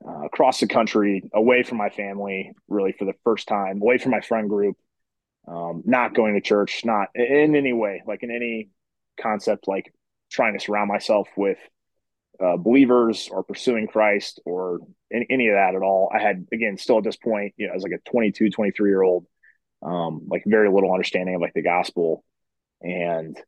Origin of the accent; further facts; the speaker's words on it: Springfield, Illinois, United States; So I grew up in Central Illinois, Springfield.